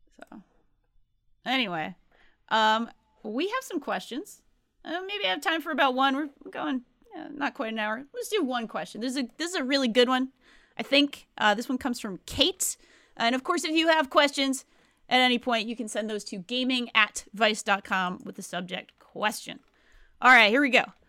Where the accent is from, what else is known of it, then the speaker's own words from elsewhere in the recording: Rhode Island, United States; I grew up in Rhode Island. It's a pretty blue state